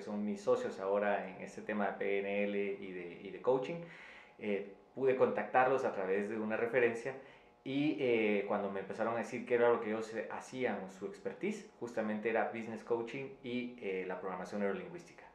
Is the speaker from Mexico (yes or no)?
no; Quetzaltenango, Guatemala; en la ciudad donde yo, de donde yo vengo, en Quetzaltenango, en Guatemala, que es la segunda ciudad